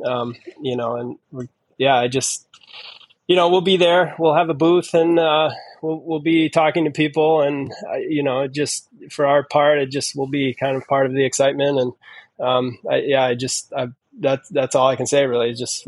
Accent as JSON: {"language": "English", "region": "East Coast", "country": "United States", "tie": "born or raised there", "said": "I grew up on the East Coast, and there isn't like a circuit of races like that out there."}